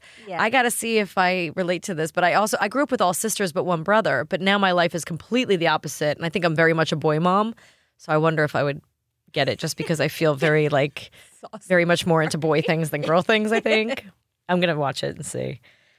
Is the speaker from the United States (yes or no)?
yes; New York, United States; And I'm a New Yorker. I should like sauerkraut.